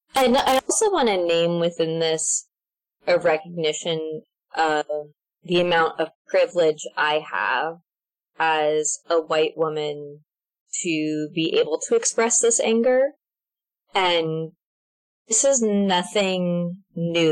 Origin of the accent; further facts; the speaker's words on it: Alaska, United States; moved away as an adult; now in Mercer Island, United States; I'm from the Diocese of Alaska. I was born and raised there